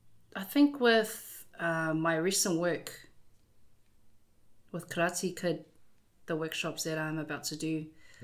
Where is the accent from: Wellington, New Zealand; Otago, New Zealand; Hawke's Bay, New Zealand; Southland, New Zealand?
Wellington, New Zealand; also born or lived in Whanganui, New Zealand / Auckland, New Zealand; now in Hastings, New Zealand; I was born in Wellington. And so Wellington and Whanganui were kind of the cities that I grew up in.